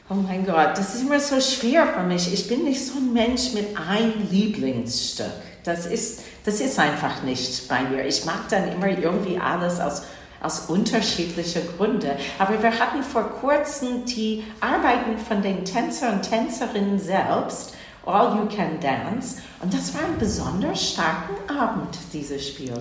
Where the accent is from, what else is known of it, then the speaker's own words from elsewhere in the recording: New Jersey, United States; German is a second language; moved away as an adult; also born or lived in Boston, Massachusetts / Hamburg; now in Hanover, Germany; Ich bin zwar in Boston, Massachusetts geboren, aber in New Jersey aufgewachsen, in der Nähe von New York City